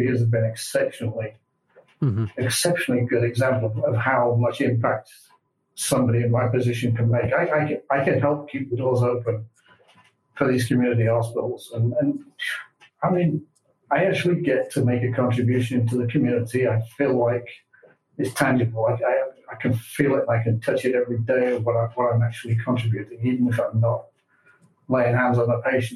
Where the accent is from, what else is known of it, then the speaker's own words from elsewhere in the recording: England, United Kingdom; moved away as an adult; also born or lived in Milwaukee, United States / Colorado, United States; now in Richmond, Missouri, United States; I'm really not from around here. I was born in the UK. I'm English. I moved to the US about 23 years ago.